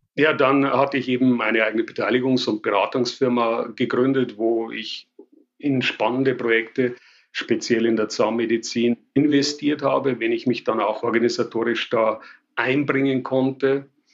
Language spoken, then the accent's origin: German; Passau, Bavaria, Germany; accent: Bavarian; also born or lived in Paris; Ich bin Bayer. Ich glaube, das kann sich nicht verleugnen lassen. Ich sage immer, kann alles außer Hochdeutsch und das wird wohl auch so bleiben. Von daher, ja, ich komme aus Passau in Bayern